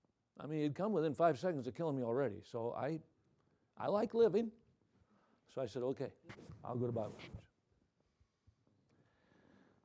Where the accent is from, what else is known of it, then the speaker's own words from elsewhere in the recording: Watertown, Wisconsin, United States; Watertown, my hometown